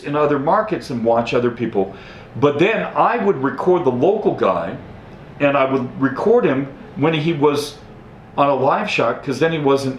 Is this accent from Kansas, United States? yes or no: no; Denver, Colorado, United States; moved away as an adult; also born or lived in Lubbock, Texas; now in El Paso, United States; I grew up in Denver